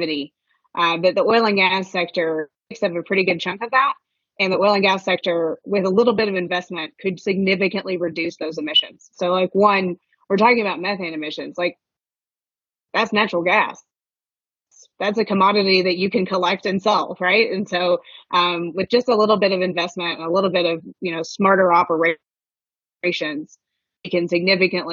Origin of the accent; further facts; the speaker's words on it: Western Kentucky, United States; moved away; I'm from Western Kentucky. My entire family is there